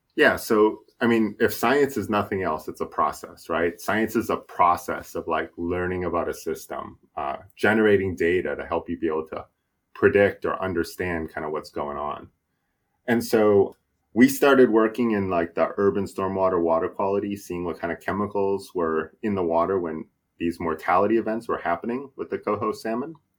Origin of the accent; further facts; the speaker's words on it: New Hampshire, United States; now in Washington, United States; I grew up in New Hampshire, so I'm, I'm from New England